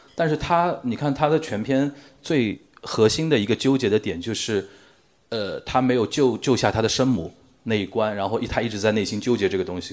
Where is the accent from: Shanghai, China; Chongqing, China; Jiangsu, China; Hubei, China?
Shanghai, China; 我身为一个上海人